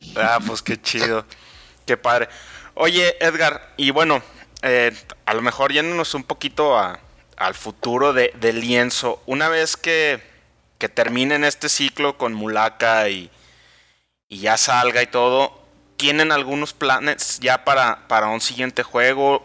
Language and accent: Spanish; Mexico; en mi país